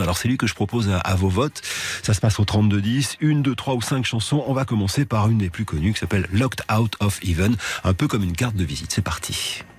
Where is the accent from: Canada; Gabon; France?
France; chez nous en France